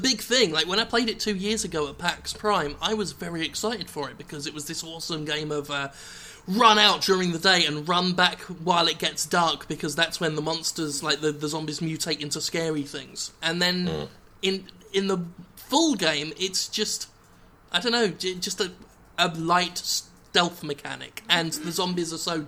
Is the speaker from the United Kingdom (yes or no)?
yes; Erith, London, United Kingdom; I was born and raised in Erith